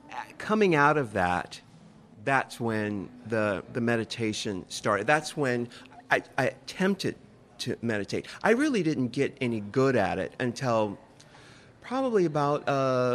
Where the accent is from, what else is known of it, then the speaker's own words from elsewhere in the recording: San Diego, California, United States; I'm from California, too. I'm from San Diego. So there's this vernacular that I grew up